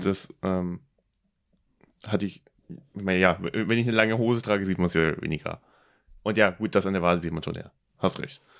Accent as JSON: {"language": "German", "country": "Germany", "tie": "born or raised there", "said": "mein Heimatland, Deutschland"}